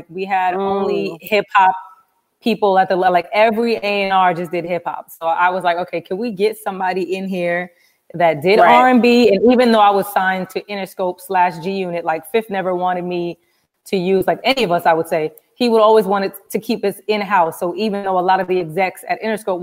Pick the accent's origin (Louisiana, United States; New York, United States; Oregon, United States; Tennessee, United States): New York, United States; New York City; also born or lived in Jamaica; I'm from Brooklyn. Most people don't know I am Jamaican. So I actually came here when I was 5